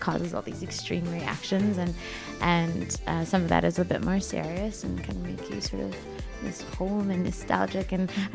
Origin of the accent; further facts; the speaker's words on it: Canada; now in Los Angeles, United States; I'm from Canada, but I live in LA right now